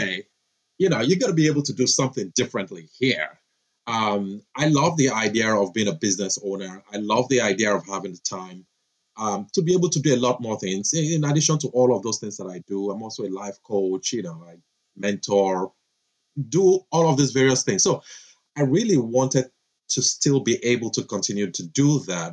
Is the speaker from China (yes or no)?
no; Nigeria; moved away as an adult; now in Florida, United States; I'm a Nigerian, grew up there, did my undergrad there, had my first job, I remember there, and then had the opportunity to come to the States to further my education